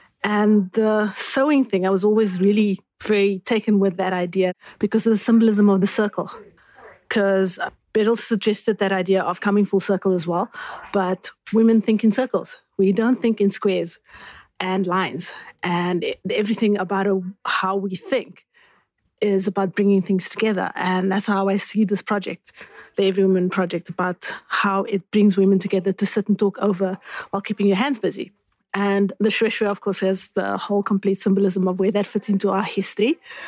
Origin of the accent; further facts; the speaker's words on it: Cape Town, Western Cape, South Africa; I am from Cape Town, have lived northern suburbs, southern suburbs in the city center, so Cape Town it is